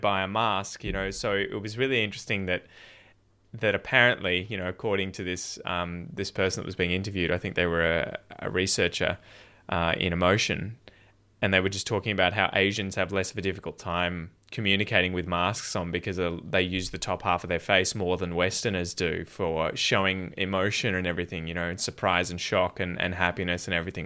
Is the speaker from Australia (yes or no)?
yes; Dandenong Ranges, outside Melbourne, Victoria, Australia; I grew up originally in the Dandenong Ranges, the mountains outside Melbourne, and then at about nine years old, we moved down the coast